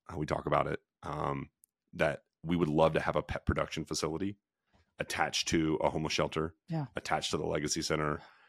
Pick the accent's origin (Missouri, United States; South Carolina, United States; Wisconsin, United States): Missouri, United States; We grew up in Franklin County, Missouri.